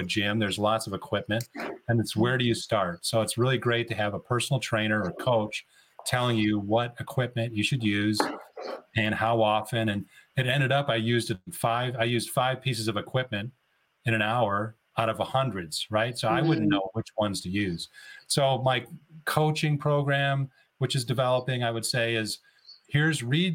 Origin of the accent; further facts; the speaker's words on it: Chicago, Illinois, United States; now in Phoenix, United States; I grew up in Chicago area, Midwest